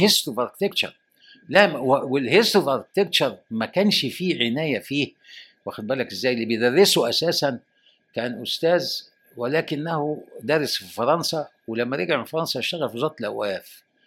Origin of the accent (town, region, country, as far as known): Egypt